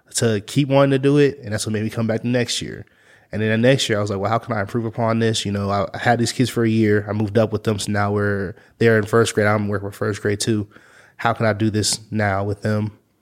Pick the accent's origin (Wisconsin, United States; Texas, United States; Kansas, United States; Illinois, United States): Kansas, United States; Topeka; I'm from Topeka